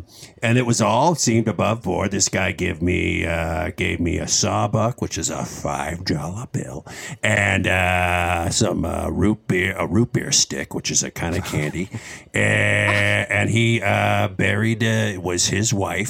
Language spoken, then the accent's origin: English; Boston, Massachusetts, United States; I was originally from Boston.